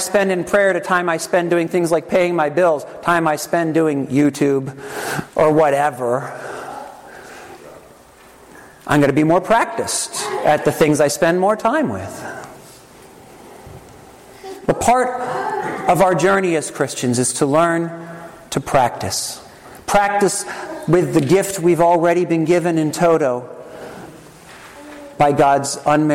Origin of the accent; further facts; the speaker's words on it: Trenton, New Jersey, United States; I was born on October 3rd, 1969, in Helene Fold Hospital in Trenton, New Jersey